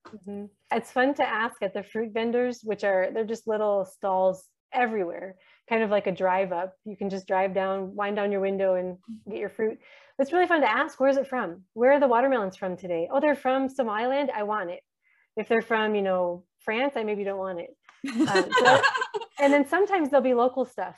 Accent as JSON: {"language": "English", "country": "United States", "also_born_or_lived": "Horn of Africa", "moved": "as an adult", "lives_now": "Djibouti", "said": "we're living here as American Christians surrounded by Somali Muslims for so many years"}